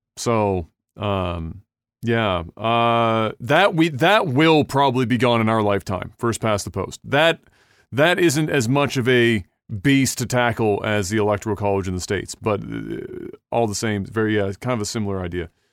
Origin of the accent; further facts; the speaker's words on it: Canada; we, as Canadians